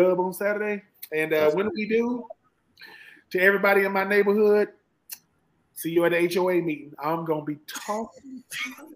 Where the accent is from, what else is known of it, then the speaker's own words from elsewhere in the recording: Swainsboro, Georgia, United States; moved away as an adult; I'm from Georgia. What point? I'm from Swainsboro, Georgia